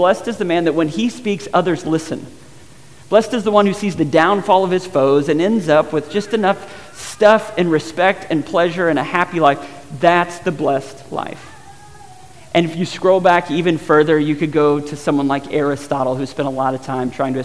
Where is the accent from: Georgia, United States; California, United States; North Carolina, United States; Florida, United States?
Georgia, United States; a guy that spent some time growing up in Georgia